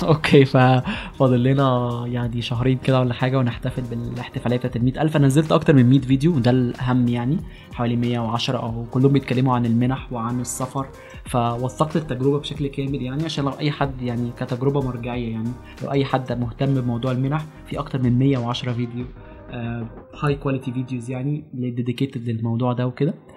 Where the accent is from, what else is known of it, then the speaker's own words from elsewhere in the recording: Alexandria, Alexandria Governorate, Egypt; انا من اسكندريه دي حاجه انا فخور بيها يعني وحاجه مقربه جدا الى قلبي آه، اتخرجت من جامعه اسكندريه يعني درست في اسكندريه كل المراحل الدراسيه ابتدائي واعدادي وثانوي